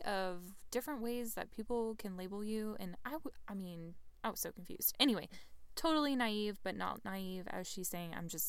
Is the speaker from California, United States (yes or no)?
no; Texas, United States; which we're both from Texas, so this appeals to us greatly.